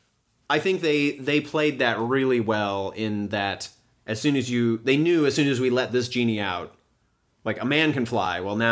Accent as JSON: {"language": "English", "region": "Midwest", "country": "United States", "said": "I'm from the Midwest. Half my family is farmers, and the other half are teachers, mostly of agriculture."}